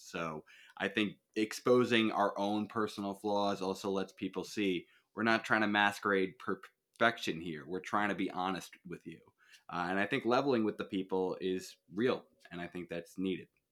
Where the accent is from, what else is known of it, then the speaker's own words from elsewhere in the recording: Suffern, New York, United States; I'm from, uh, New York. I am from this place called Suffern